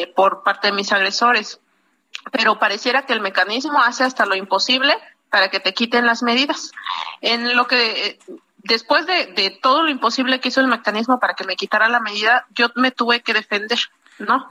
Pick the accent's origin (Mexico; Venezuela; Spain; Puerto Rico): Mexico; Oaxaca